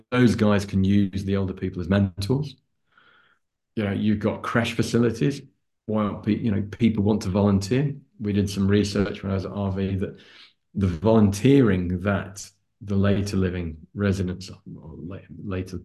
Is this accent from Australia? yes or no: no; Lancashire, on the border with Yorkshire, North West England, United Kingdom; I'm a northerner. I was born and brought up in just on the border between Lancashire and Yorkshire. I was on the Lancashire side